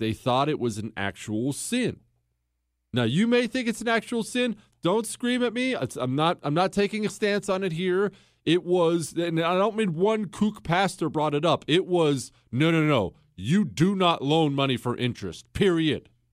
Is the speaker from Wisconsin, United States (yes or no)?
no; Montana, United States; also born or lived in Ohio; when we moved from Ohio to Montana when I was ten years old.